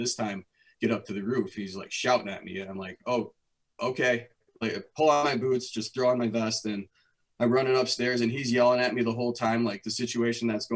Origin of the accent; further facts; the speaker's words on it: Wisconsin, United States; moved back to my hometown of Wisconsin